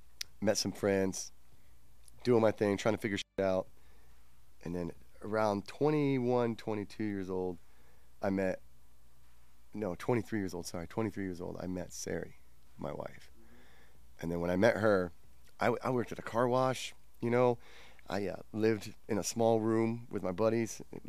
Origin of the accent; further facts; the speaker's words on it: Virginia Beach, Virginia, United States; moved away as an adult; also born or lived in Anchorage, Alaska; now in Seattle, United States; I'm 42 years old. I was born in Anchorage, Alaska. I grew up in Virginia Beach, some places in between. I left Virginia when I was about 19, 20-ish years old. And I lived in Washington State, Seattle area pretty much since then.